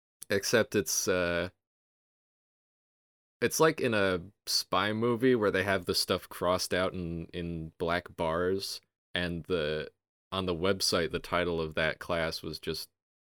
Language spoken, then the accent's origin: English; Milwaukee, Wisconsin, United States; Milwaukee, Wisconsin.